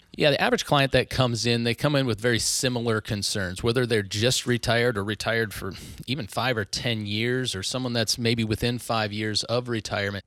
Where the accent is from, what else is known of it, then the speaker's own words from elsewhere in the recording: Northwest Iowa, United States; moved away as an adult; also born or lived in Orange City, Iowa / Sioux Falls, South Dakota; now in Omaha, United States; I grew up in Northwest Iowa, very small town, north of Sioux City, actually